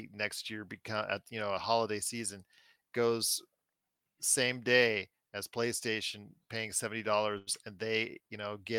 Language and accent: English; Canada; as a Canadian and a proud Canadian